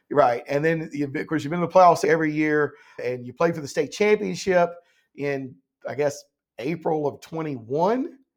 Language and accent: English; Laurinburg, North Carolina, United States; moved away; I grew up in Laurinburg, went to Scotland High School